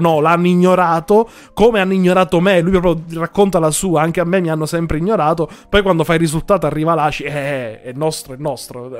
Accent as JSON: {"language": "Italian", "region": "Sicily", "country": "Italy", "said": "io e Gaspare siamo siciliani"}